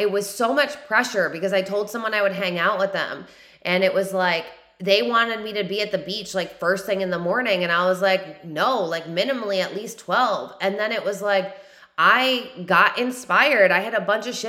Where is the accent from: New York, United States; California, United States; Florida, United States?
New York, United States; now in South Carolina, United States; I'm from New York, but even in New York, I had the highest work ethic